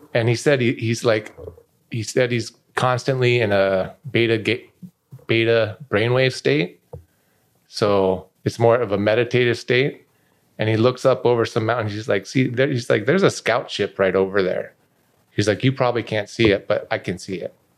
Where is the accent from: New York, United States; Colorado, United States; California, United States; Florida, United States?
Colorado, United States; Denver; moved away as an adult; also born or lived in Minnesota / Las Vegas; I was a kid, I grew up in Denver